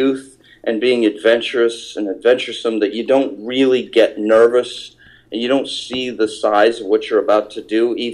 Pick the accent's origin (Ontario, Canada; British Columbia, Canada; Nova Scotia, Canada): Ontario, Canada; Eastern; moved away as an adult; also born or lived in New York; I grew up in Eastern Ontario. I'm about 4.5 hours east of Toronto and about 1.5 hours west of Montreal